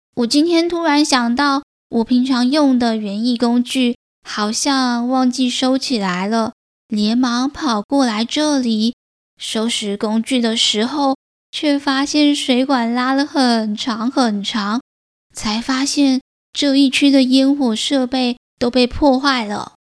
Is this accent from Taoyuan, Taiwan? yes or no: no; Taichung, Taiwan; 身为台中人